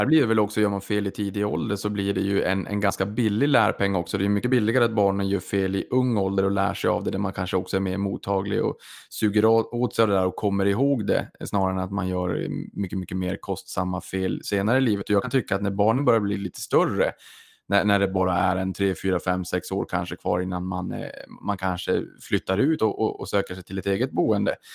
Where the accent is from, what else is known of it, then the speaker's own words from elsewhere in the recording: Boden, Norrbotten County, Sweden; jag kommer från Boden, från Norrbotten